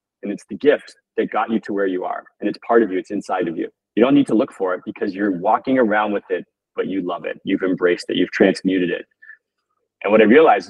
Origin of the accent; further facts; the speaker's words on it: Toronto, Ontario, Canada; growing up in Toronto